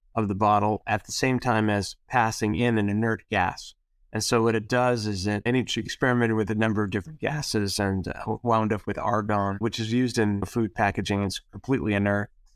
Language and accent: English; East Coast, United States; I grew up on the East Coast